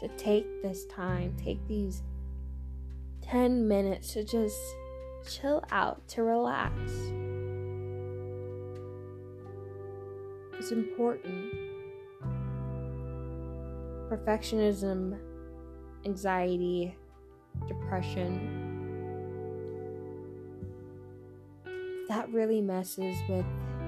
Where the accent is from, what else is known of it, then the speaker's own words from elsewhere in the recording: Texas, United States; accent: Texan; my Texan accent